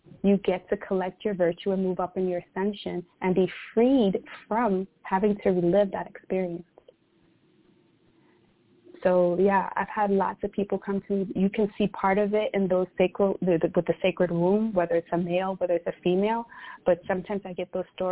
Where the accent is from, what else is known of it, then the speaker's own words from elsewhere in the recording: New York City, New York, United States; moved away as an adult; I was born and raised in Brooklyn, New York.